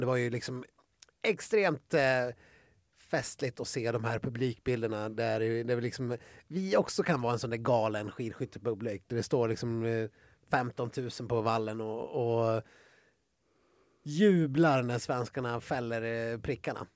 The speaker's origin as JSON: {"language": "Swedish", "country": "Sweden", "said": "som svensk"}